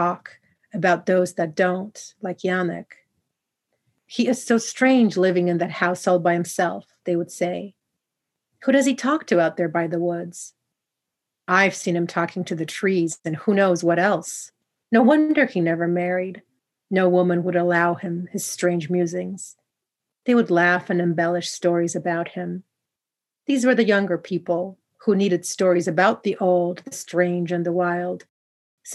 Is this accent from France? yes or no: no; Poland; where I come from Poland